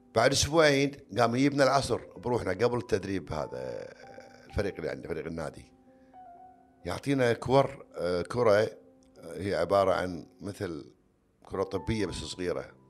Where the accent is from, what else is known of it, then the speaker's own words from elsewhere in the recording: Kuwait; عندنا بالكويت